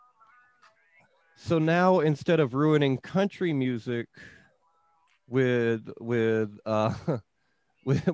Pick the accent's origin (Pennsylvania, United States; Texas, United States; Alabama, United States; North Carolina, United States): Alabama, United States; lower; I grew up in you know, lower Alabama.